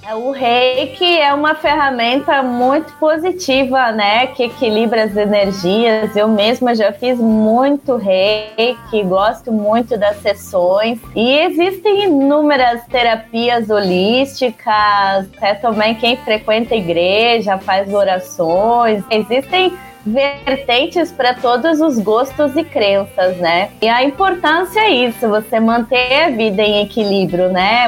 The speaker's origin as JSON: {"language": "Portuguese", "town": "Curitiba", "region": "Paraná", "country": "Brazil", "said": "Eu sou de Curitiba, cantora curitibana"}